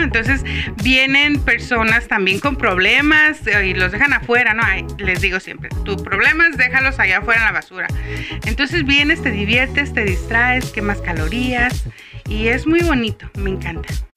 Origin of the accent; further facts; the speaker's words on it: Tijuana, Baja California, Mexico; soy de Tijuana, Baja California